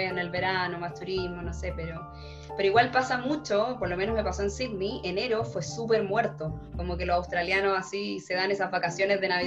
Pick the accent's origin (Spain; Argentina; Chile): Chile; Santiago, Santiago Metropolitan Region; moved away as an adult